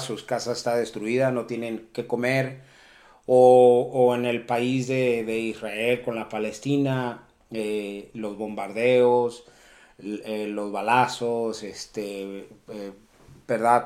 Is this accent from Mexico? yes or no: yes; Acapulco, Guerrero, Mexico; moved away; also born or lived in Colorado; el, puerto de Acapulco, que nosotros somos originarios de ahí, somos nacidos en ese lugar